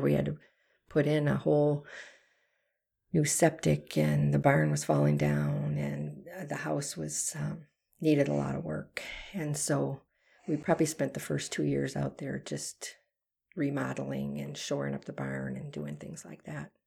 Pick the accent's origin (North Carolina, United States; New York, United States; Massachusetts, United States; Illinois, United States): Illinois, United States; Harvard; moved away as an adult; now in Brodhead, Wisconsin, United States; I was born and raised in Harvard, Illinois